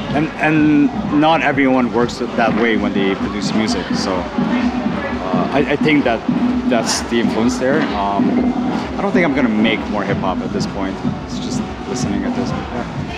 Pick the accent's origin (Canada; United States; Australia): Canada; Ottawa, Ontario; It's my hometown